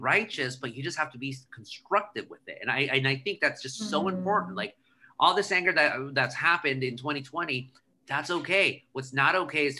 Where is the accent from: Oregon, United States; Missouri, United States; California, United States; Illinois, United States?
California, United States; Anaheim; when I was growing up in Anaheim, I had a big Latino